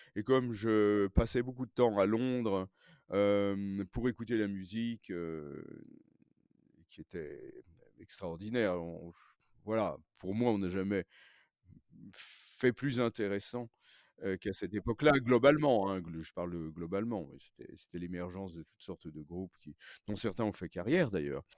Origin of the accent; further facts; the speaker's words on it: Paris, Île-de-France, France; je suis né à Paris, j'ai grandi à Paris